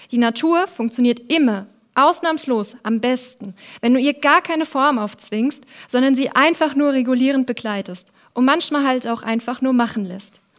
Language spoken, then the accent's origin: German; Wolfsheim, Rhineland-Palatinate, Germany; Wolfsheim, mein Heimatdorf, das liegt genau zwischen den beiden Anbauregionen Nahe und Rheinhessen und vereint deshalb beide Vorteile in sich.